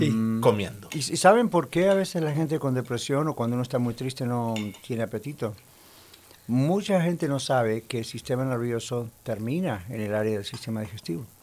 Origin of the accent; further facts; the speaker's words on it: Buenos Aires, Argentina; born there; Y yo soy de quién sabe dónde, pero nací en Buenos Aires, Argentina.